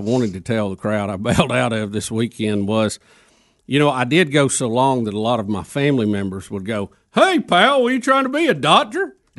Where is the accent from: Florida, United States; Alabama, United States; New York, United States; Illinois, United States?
Alabama, United States; Jacksonville; I grew up in Jacksonville, so being at Jack State is something I've always been very familiar with.